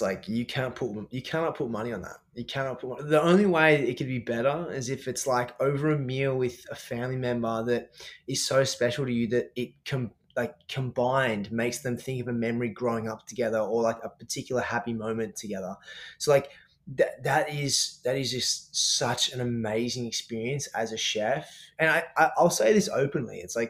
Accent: Australia; I'm an Aussie chef, obviously a performance chef

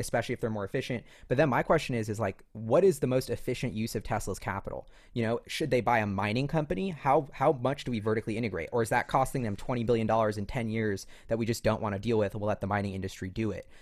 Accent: New York, United States; I'm a New Yorker who walks everywhere

